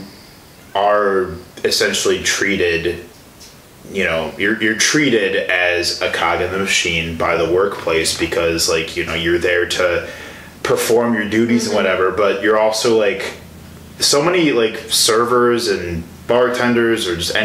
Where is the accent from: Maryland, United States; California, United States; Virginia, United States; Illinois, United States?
Illinois, United States; Chicago; moved away as an adult; now in Milwaukee, United States; I'm from the Chicago area.